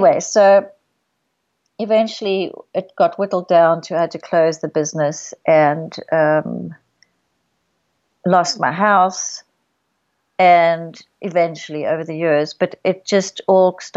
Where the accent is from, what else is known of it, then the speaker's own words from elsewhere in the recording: South Africa; moved away; I grew up in South Africa